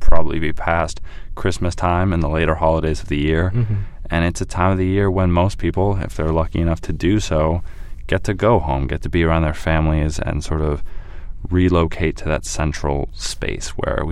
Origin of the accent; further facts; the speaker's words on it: St. Louis, Missouri, United States; moved away; also born or lived in Ladue, Missouri; I was born in St. Louis in 1993